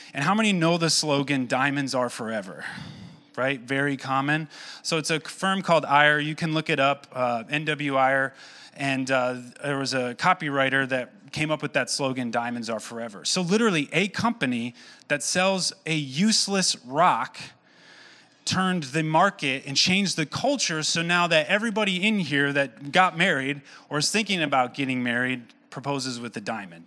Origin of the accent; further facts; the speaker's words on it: Owosso, Michigan, United States; born and raised in Owasso